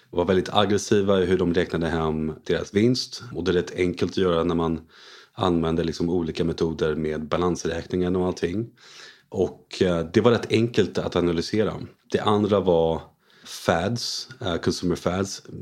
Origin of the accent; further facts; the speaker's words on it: Paris, Île-de-France, France; moved away as an adult; also born or lived in United States / Hong Kong / London; Jag är en utlandssvensk. Mina föräldrar flyttade till Frankrike innan jag var född. Så jag var född i Paris, bodde där i 18 år.